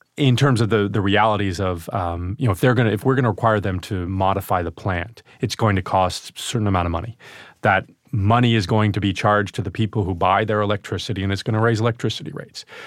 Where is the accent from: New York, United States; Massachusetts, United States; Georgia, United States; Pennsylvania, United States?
New York, United States; Albany; also born or lived in Glens Falls, New York; upstate New York from Albany